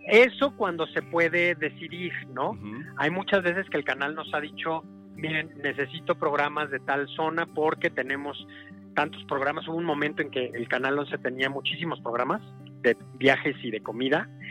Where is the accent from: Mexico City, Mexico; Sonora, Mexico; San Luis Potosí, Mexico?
San Luis Potosí, Mexico; yo soy de San Luis Potosí